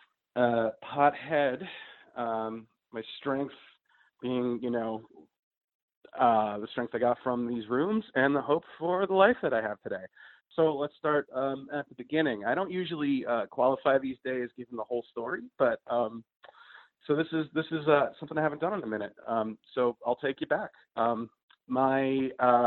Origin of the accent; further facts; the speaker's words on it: New York City, New York, United States; I am a pothead from New York City, born and raised